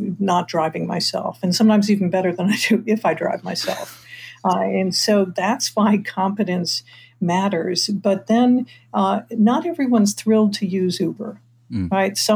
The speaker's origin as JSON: {"language": "English", "town": "Detroit", "region": "Michigan", "country": "United States", "said": "I'm from Detroit"}